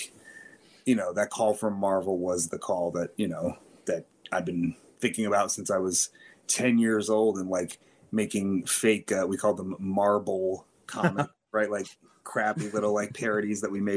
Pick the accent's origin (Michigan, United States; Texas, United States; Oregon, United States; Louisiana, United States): Michigan, United States; Detroit; moved away as an adult; also born or lived in New York; I'm from Detroit and I'm back in Detroit now